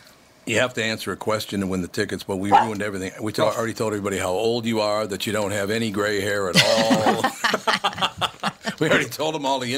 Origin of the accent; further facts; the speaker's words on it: Minnesota, United States; I'm from Minnesota.